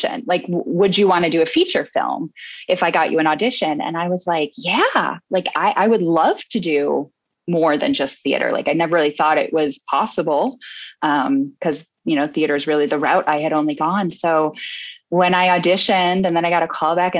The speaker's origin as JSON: {"language": "English", "region": "Midwest", "country": "United States", "also_born_or_lived": "New York", "moved": "yes", "said": "I'm originally from the Midwest"}